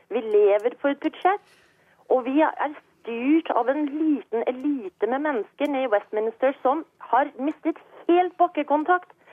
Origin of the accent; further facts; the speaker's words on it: Norway; now in Scotland, United Kingdom; jeg er jo norsk, og jeg vokste opp i Norge